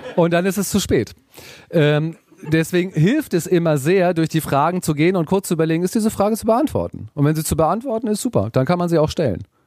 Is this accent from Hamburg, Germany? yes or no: yes; Hamburg, Germany; ich komme aus Hamburg